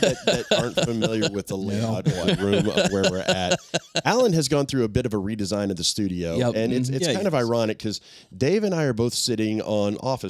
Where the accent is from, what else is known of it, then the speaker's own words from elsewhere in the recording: Middle Tennessee, United States; we are both native Middle Tennesseans.